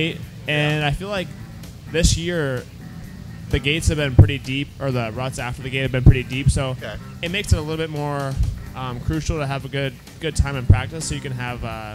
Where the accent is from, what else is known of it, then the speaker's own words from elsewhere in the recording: Midwest, United States; growing up in the Midwest